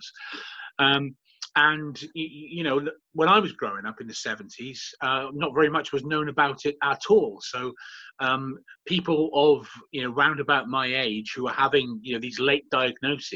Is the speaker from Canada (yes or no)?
no; Swansea, Wales, United Kingdom; moved away as an adult; also born or lived in London / New York City; my hometown